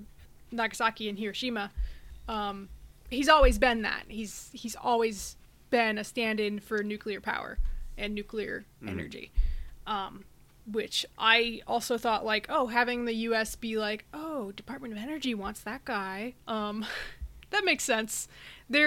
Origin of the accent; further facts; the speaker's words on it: United States; being an American